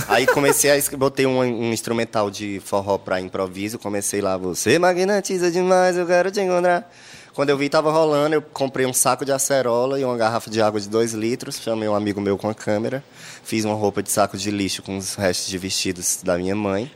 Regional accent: Teresina, Piauí, Brazil; eu nasci em Teresina

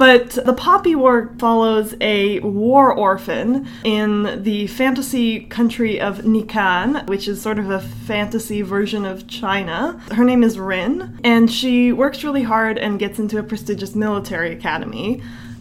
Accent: Canada; We're Canadian

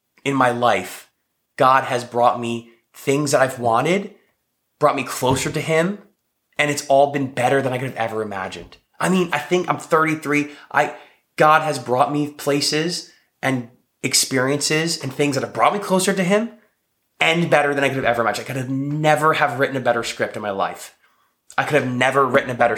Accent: New Jersey, United States; moved away as an adult; also born or lived in New York; now in Texas, United States; I'm living in Texas. I grew up in New Jersey. I was living in New York when I met my wife.

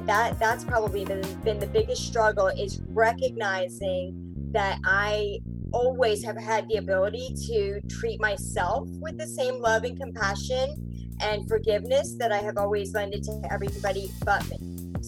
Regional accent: United States; also born or lived in India; I'm Indian. I was born in India, and growing up in America at a time where there weren't as many Asians in my school with me

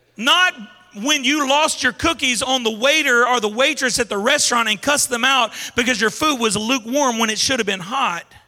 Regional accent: Baton Rouge, Louisiana, United States; I grew up in Zion City in Baton Rouge.

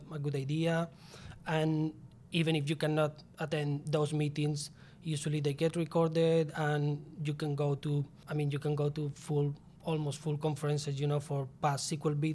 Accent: Spain; English is a second language; moved away as an adult; back in my home country, Spain.

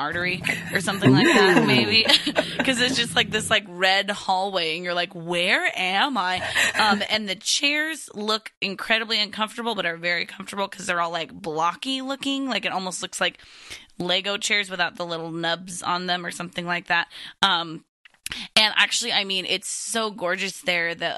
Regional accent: Seattle, Washington, United States; in Seattle, Ryan, in my hometown

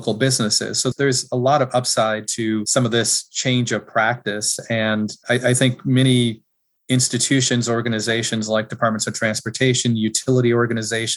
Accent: Wisconsin, United States; As a kid growing up in Wisconsin

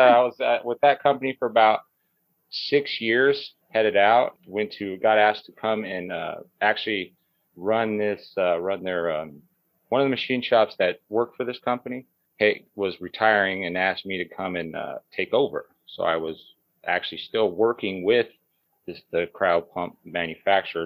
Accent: Las Vegas, Nevada, United States; I grew up here in Las Vegas, started working real young on the Strip

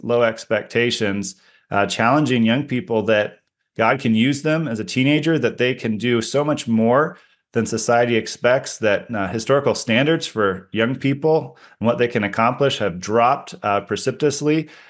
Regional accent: Oregon, United States; No, I grew up in the Pacific Northwest, out in the country in Oregon. And my family had 9 acres out there surrounded by hundreds of 4 acres of forest owned by other people that we were free to explore.

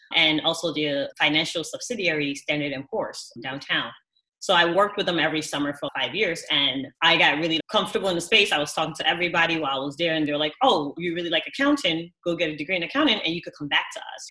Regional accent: New York City, New York, United States; also born or lived in Ghana / Madison, Wisconsin; I was born in Ghana, but I was raised in the Bronx and now I live in downtown Manhattan.

